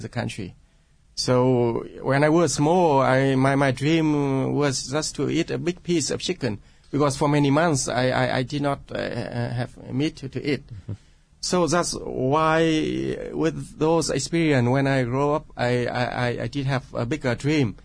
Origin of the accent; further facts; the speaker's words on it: Vietnam; English is a second language; I grew up in Vietnam. I live in Vietnam and work in Vietnam for like 40 years